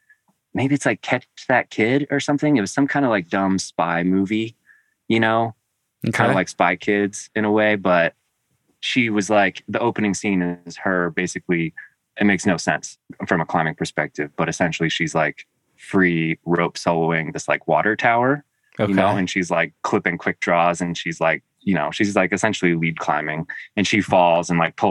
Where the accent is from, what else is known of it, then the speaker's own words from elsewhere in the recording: New England, United States; also born or lived in Tennessee / Connecticut / Vermont / Maine; I was born in Tennessee, but you know, before my first birthday, I think we moved to New England, and we lived in Connecticut, Vermont, and Maine, and always in small towns